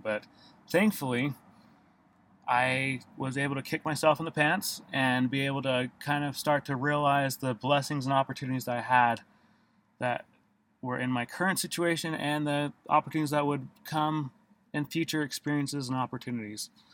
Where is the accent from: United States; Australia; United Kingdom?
United States; Davis County, Utah; for the most of my life, I grew up in Davis County, Utah, and attended various schools in different parts of Davis County.